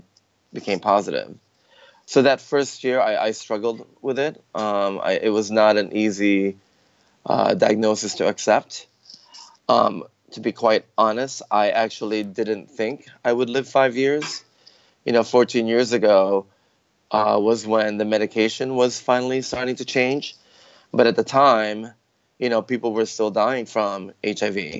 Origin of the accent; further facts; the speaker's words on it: Chicago, Illinois, United States; moved away as an adult; also born or lived in Philippines; now in San Francisco, United States; my family moved to Chicago, actually, when I was 11. And so I technically grew up in Chicago